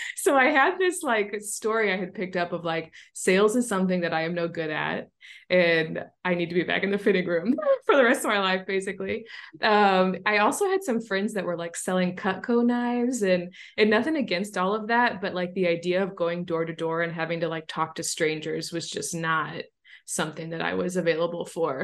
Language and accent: English; St. Louis, Missouri, United States; my hometown of Saint Louis, Missouri